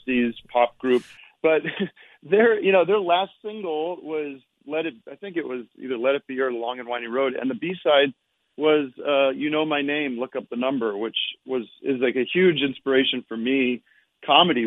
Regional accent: Allentown, Pennsylvania, United States; moved away as an adult; now in California, United States; I'm from back east. I'm from Allentown, Pennsylvania

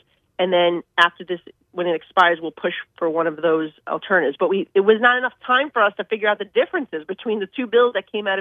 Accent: New York City, New York, United States; I'm from New York City

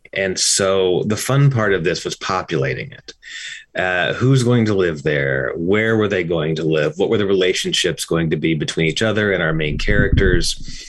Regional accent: Kentucky, United States; I'm from Kentucky, and my wife was living in Bardstown when we met.

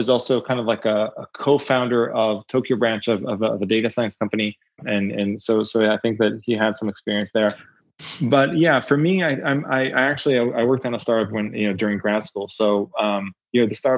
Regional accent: Israel; moved away; also born or lived in Berkeley; I'm originally from Israel.

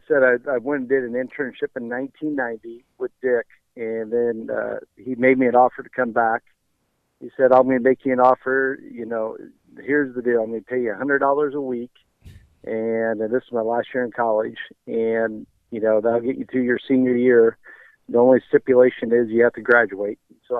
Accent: Lenexa, Kansas, United States; We grew up in Lenexa

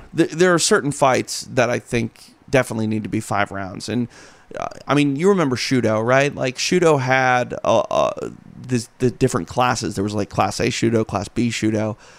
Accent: Minnesota, United States; I'm from Minnesota

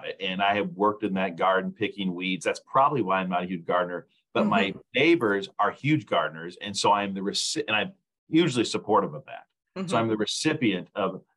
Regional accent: Lincoln, Nebraska, United States; moved away as an adult; I grew up in Lincoln, Nebraska, moved away for several years and moved back here to work for the Arbor Day Foundation

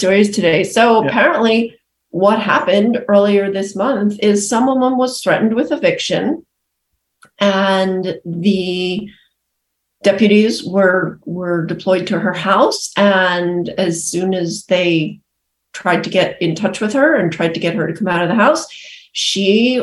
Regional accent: Massachusetts, United States; I'm again embarrassed from Massachusetts

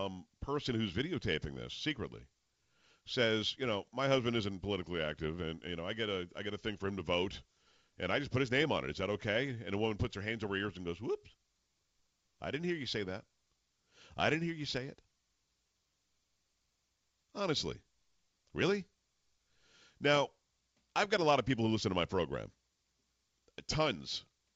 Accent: Texas, United States; who's going to work for me as a Texan and work for my family.

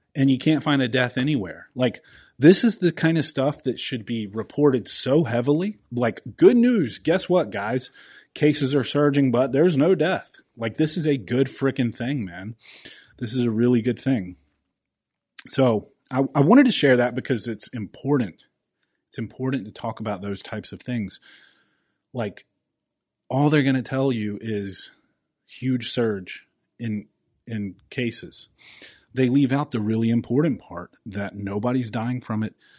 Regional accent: South Carolina, United States; my home state of South Carolina

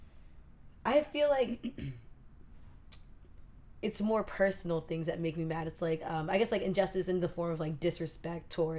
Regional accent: Maryland, United States; now in Washington, D.C., United States; I grew up in Maryland

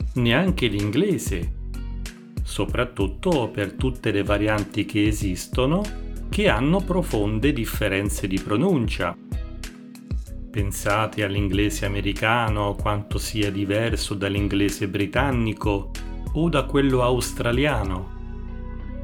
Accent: Italy

